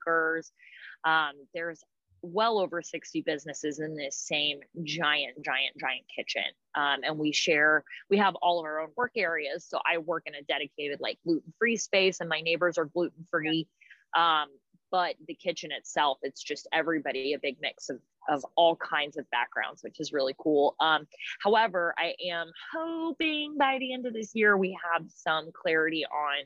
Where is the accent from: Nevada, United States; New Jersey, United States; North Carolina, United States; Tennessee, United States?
North Carolina, United States; Raleigh; I'm from Raleigh